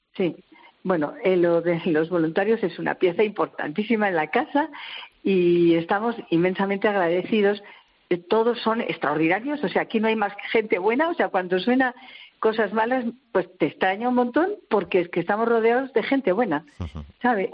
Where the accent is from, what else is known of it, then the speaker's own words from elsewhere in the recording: Logroño, La Rioja, Spain; now in Madrid, Spain; Yo soy de Logroño